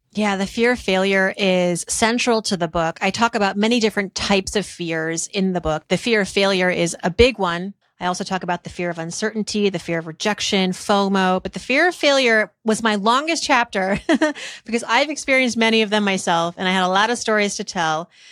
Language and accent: English; Worcester, Massachusetts, United States; growing up in Worcester, Massachusetts